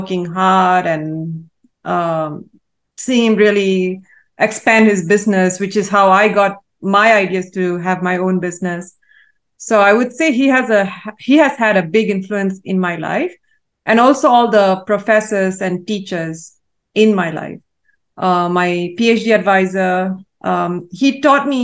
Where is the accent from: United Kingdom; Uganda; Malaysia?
Malaysia; So I was raised in Malaysia, born and raised in Malaysia